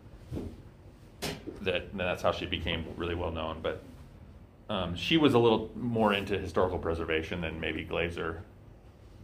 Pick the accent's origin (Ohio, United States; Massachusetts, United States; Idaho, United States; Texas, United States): Idaho, United States; Eastern; I grew up in Eastern Idaho